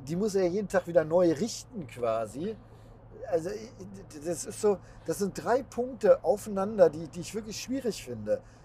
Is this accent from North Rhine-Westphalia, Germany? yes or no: yes; Bielefeld, North Rhine-Westphalia, Germany; Bei uns in Bielefeld